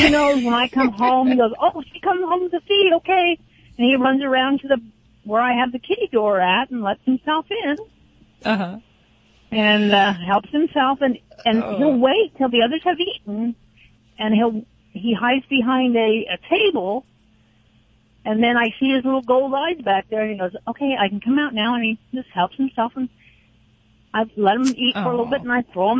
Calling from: Atascadero, California, United States; Atascadero. Just up the road from you guys.

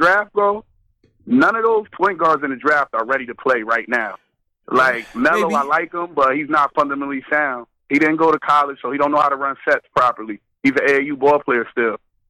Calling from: Park City, Utah, United States; It's …, Park City, man.

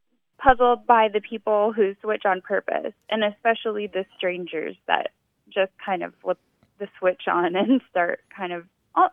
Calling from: Mansfield, Texas, United States; I'm calling from Mansfield, Texas.

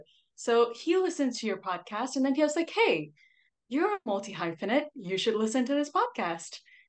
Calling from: Singapore; We are chatting from Singapore. It's almost 9 p.m. here, and I typically go to bed around 10.

